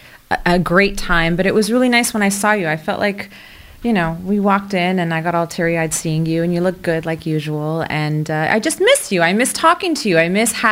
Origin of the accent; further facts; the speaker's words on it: Montreal, Quebec, Canada; We're both born and raised in Montreal